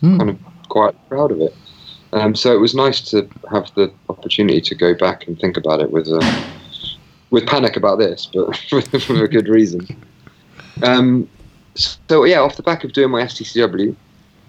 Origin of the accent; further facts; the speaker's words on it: Falmouth, South West England, United Kingdom; I grew up in Cornwall, a little place called Falmouth, which is a sailing town.